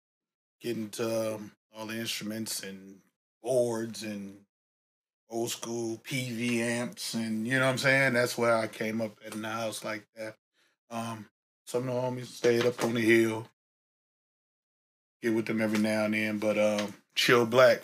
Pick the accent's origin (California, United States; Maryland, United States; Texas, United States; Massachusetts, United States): California, United States; San Francisco; Yeah, definitely. You know, just the atmosphere, man.